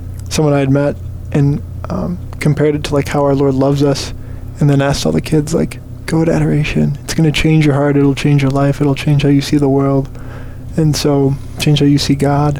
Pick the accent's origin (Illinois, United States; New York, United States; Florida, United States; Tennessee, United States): Illinois, United States; Diocese of Rockford; moved away as an adult; now in St. Paul, United States; I'm from the Diocese of Rockford